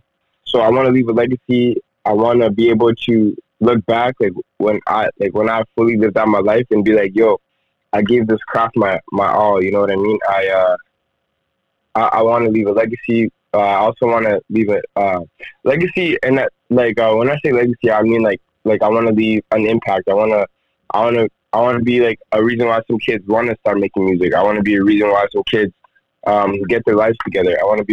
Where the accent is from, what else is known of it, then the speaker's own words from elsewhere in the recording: Rwanda; English is a second language; now in Edmonton, Canada; I've basically been living in Edmonton for the last, like, 12 years. I'm originally from Rwanda, Central Africa.